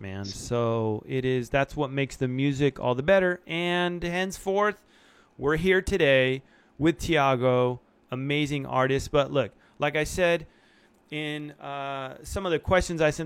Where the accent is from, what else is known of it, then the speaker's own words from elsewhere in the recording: Argentina; now in United States; I was born in Argentina